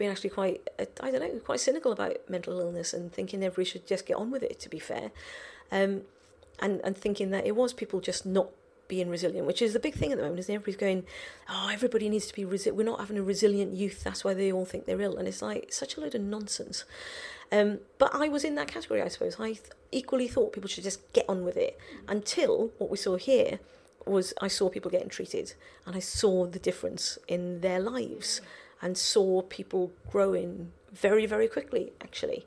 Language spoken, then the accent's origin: English; Welsh, Wales, United Kingdom; I'm Welsh